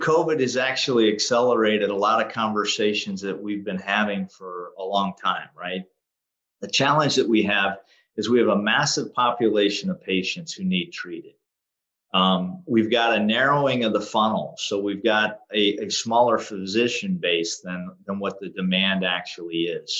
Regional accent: Western Pennsylvania, United States; I grew up in Western Pennsylvania

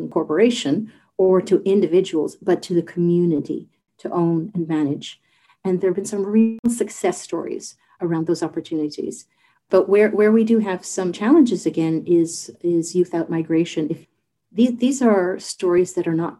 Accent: St. John's, Newfoundland and Labrador, Canada; moved away as an adult; I'm from St. John's, born and raised, but I'm a first generation Newfoundlander

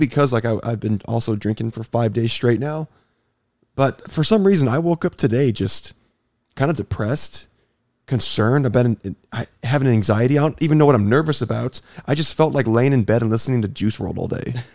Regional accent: Iowa, United States; I grew up in Iowa

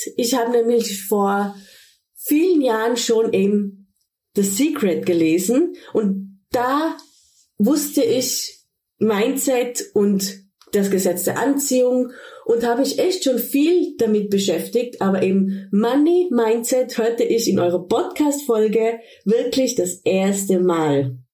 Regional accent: Tyrol, Austria; moved away as an adult; also born or lived in Ibiza, Spain / Cologne, Germany; now in Sankt Augustin, Germany; Eigentlich bin ich aus Tirol, aus Österreich, wie man vielleicht auch hört

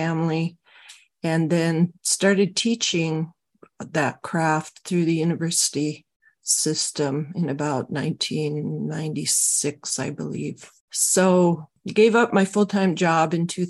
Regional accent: Northway, Alaska, United States; I was born and raised in Northway, Alaska

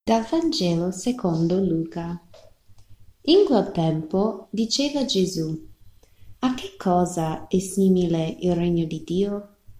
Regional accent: rural Texas, United States; Italian is a second language; moved away; Io sono cresciuta nella campagna di Texas, negli Stati Uniti

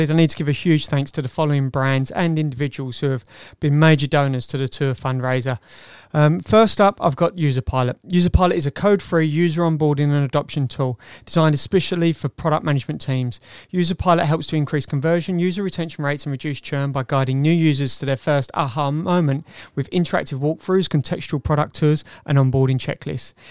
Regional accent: Wales, United Kingdom; not um, being Welsh, I might

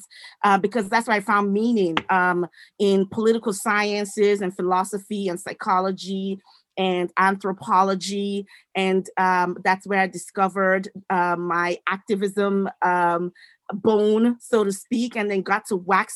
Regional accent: Edo, Nigeria; now in United States; I'm originally from the great country of the Federal Republic of Nigeria in West Africa. I was born in what was then known as the Middle Belt area. I was born in Edo State.

